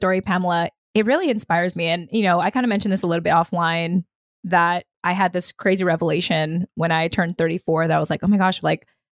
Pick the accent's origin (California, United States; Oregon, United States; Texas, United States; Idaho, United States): California, United States; moved away; I kind of consider California my hometown.